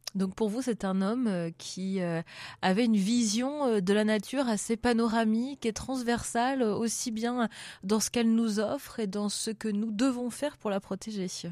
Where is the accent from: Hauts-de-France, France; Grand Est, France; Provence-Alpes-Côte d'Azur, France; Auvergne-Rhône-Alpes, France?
Auvergne-Rhône-Alpes, France; Lyon